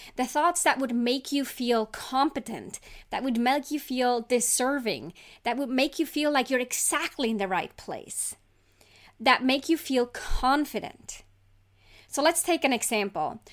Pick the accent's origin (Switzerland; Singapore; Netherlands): Switzerland; I grew up in Switzerland